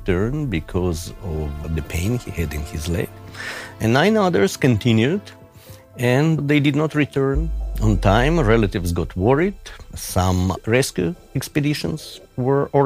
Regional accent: Moscow, Russia; also born or lived in Haifa / London / Oxford / Tokyo; now in Zurich, Switzerland; when I grew up in Soviet Russia

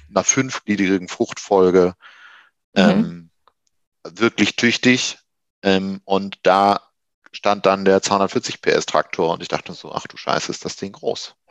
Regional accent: Wuppertal, North Rhine-Westphalia, Germany; moved away as an adult; also born or lived in Düsseldorf / Göttingen; aufgewachsen in Wuppertal, äh, habe dort 20 Jahre lang mein, meines Lebens verbracht

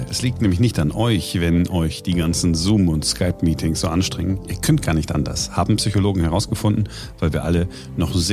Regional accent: Germany; Ja, wir sind halt Deutsche und wir machen es korrekter als die anderen oder versuchen es zumindest.

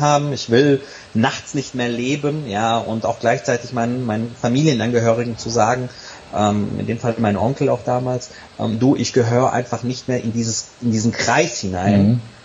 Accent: Serbia; bin gebürtiger Serbe

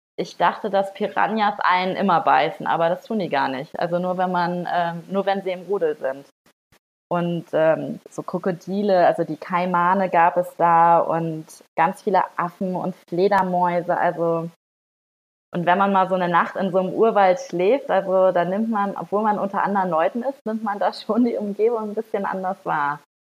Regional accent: Northern Germany, Germany; moved away; ich komme auch aus Norddeutschland

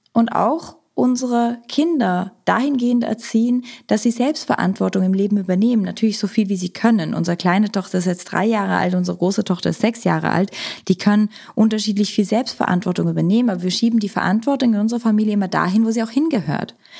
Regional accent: Switzerland; moved away; Ich komme ursprünglich aus der Schweiz, habe in der Schweiz Psychologie studiert

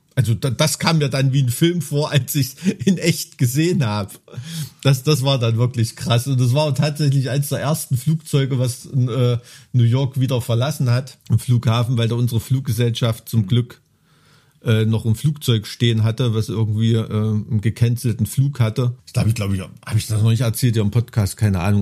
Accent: Germany; now in Thuringia, Germany; Ich bin ja in einer katastrophengeschützten DDR aufgewacht, die ersten, auf, aufgewachsen, die ersten 12, 13 Jahre

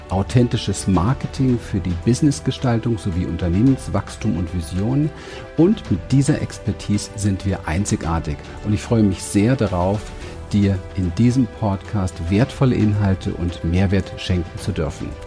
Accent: Berlin, Germany; born there; Ich bin geboren in Berlin, mhm. an der Berliner Mauer auf der Westseite

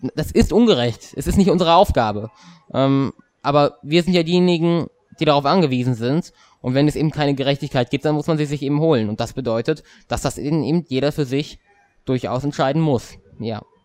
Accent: Hesse, Germany; bei uns in Hessen

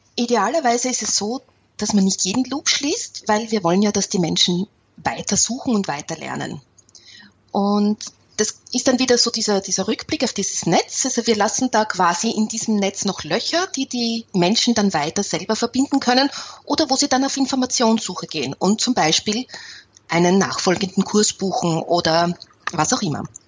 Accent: Austria; ich bin ja eine Österreicherin

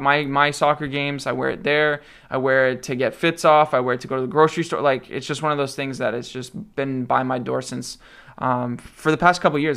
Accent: Mississauga, Ontario, Canada; also born or lived in Toronto; for the vast majority of my life, I've lived in Mississauga.

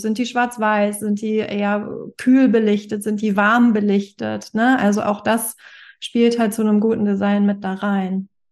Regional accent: Hamburg, Germany; Ich komme aus Hamburg.

